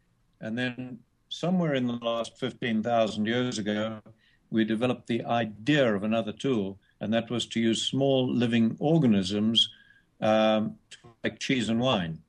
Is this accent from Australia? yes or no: yes; Australia; we're both Australian.